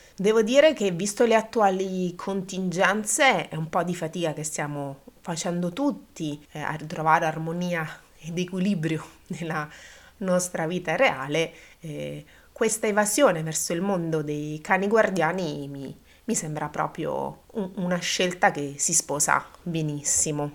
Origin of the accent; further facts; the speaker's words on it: Abruzzo, Italy; io da questo mondo provengo, io sono abruzzese